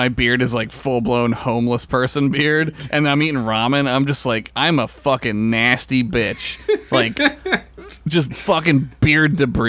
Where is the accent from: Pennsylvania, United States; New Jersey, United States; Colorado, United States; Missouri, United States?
Pennsylvania, United States; Philadelphia; That's like how I'm from Philly, right? Like, I'm kind of not.